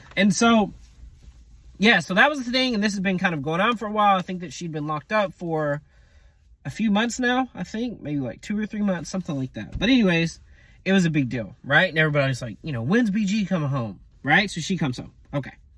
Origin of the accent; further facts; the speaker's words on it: United States; moved away as an adult; also born or lived in Colombia / Nicaragua / Peru; I'm from the States, but I speak Spanish.